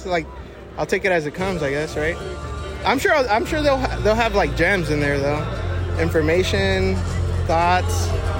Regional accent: Los Angeles, California, United States; I'm from San Fernando Valley.

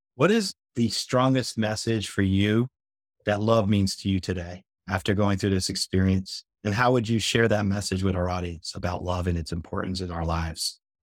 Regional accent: New Jersey, United States; now in Florida, United States; I'm from New Jersey myself originally before I came here to Florida

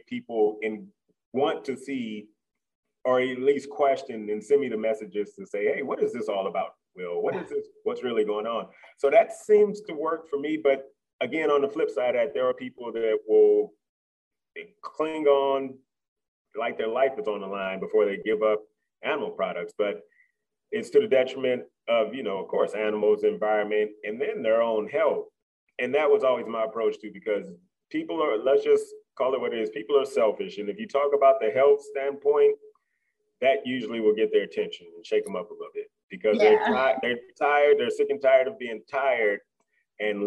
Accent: Midwest, United States; moved away; I'm from the Midwest, meat and potato country

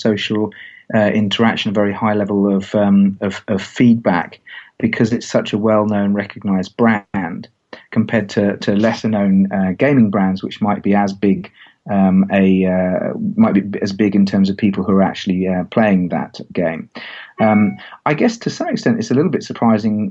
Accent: England, United Kingdom; I as an English guy

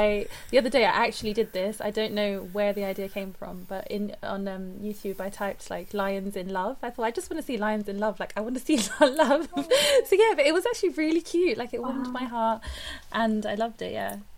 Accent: northern India, India; So I'm from India too

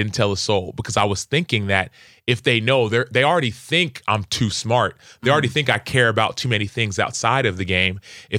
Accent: Dallas, Texas, United States; So I'm first generation. So I grew up in Dallas, Texas, in a Nigerian household. We ate Nigerian food. We spoke Igbo and English.

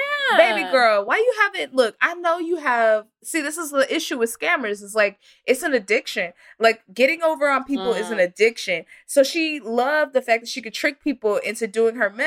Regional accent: the South, United States; I am from the South

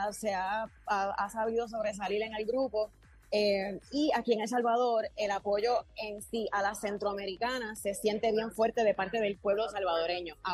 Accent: Puerto Rico; Llegamos al segmento que nos distingue como puertorriqueños. Hablando como boricua.

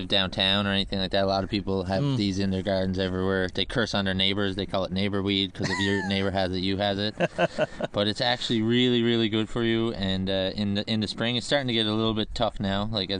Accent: Southern Shore, Newfoundland and Labrador, Canada; also born or lived in The Battery, St. John's; I grew up on the Southern Shore.

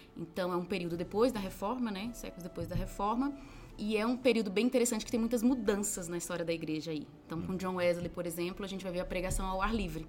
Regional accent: Recife, Pernambuco, Brazil; Sou de Recife. Meus pais são baianos, eu sou de Recife

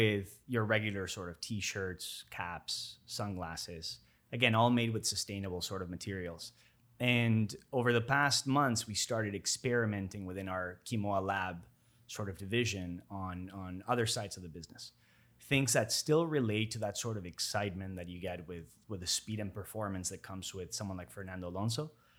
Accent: Toronto, Ontario, Canada; now in Miami, United States; growing up in Toronto, spending 20 years over there, I was raised for a big chunk of my life over there.

